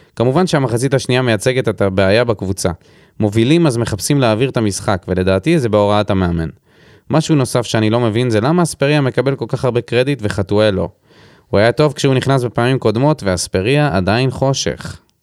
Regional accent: Beersheba, Southern District, Israel; גדלתי בבאר שבע

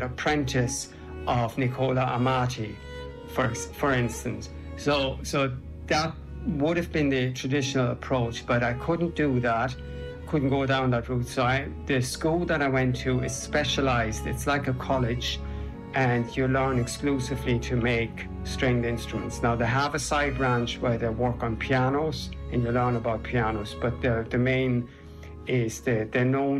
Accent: Germany; born or raised there; also born or lived in England; now in Ireland

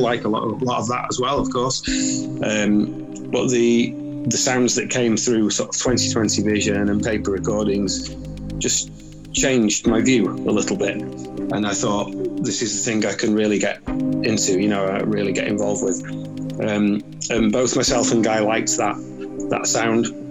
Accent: Manchester, North West England, United Kingdom; I'm originally I'm from Manchester, Manchester

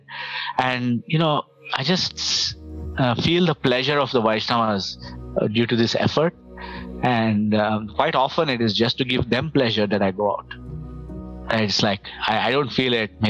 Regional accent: India; now in Toronto, Canada; as an Indian

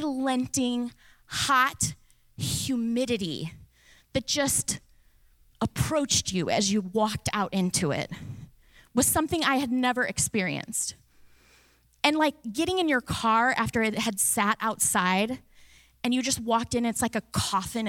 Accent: Indiana, United States; moved away as an adult; now in Florida, United States; I'm from Indiana. We have 4 legitimate seasons.

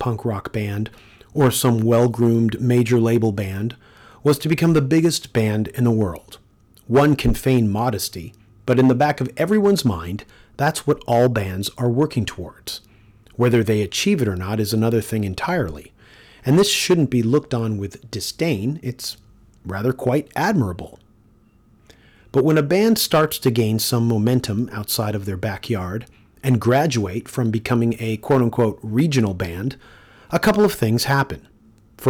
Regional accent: Toronto, Ontario, Canada; my hometown

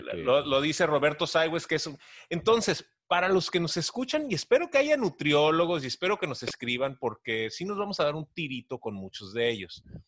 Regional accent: Tijuana, Baja California, Mexico; soy de Tijuana

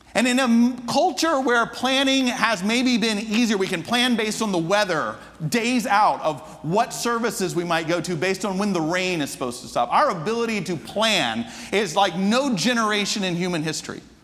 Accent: Atlanta, Georgia, United States; I'm from the States. From it, I grew up in Atlanta

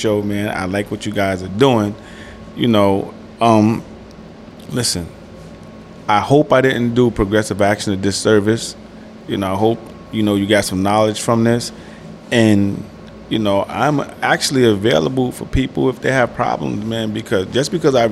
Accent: New York City, New York, United States; I'm a Harlem cat

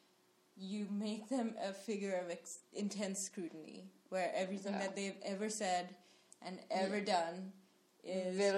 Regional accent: Sri Lanka; now in United States; growing up in Sri Lanka

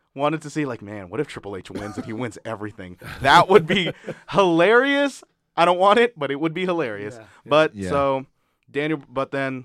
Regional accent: Philippines; as a Filipino male, I will always root for Batista 1,000%

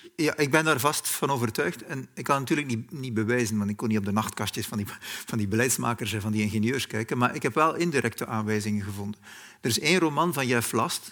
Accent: West Flanders, Belgium; moved away; also born or lived in Germany; in West-Vlaanderen, waar ik vandaan kom

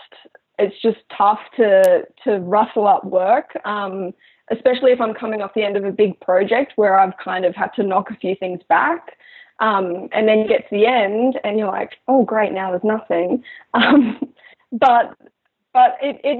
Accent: Brisbane, Queensland, Australia; I was born in Brisbane, which is the capital

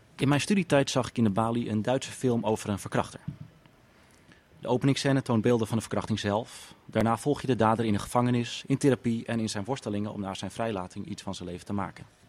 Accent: Amsterdam, North Holland, Netherlands; Ik kom uit Amsterdam.

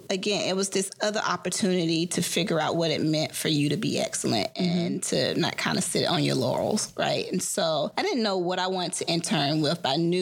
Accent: Atlanta, Georgia, United States; hearkening back to my life growing up in Atlanta, how much of me was so connected to knowing my history.

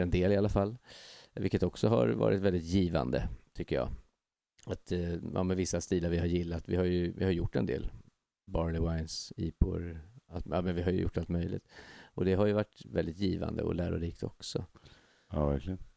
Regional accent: Stockholm, Stockholm County, Sweden; also born or lived in Västertorp; jag är ju också då en kille från eh, Hägersten

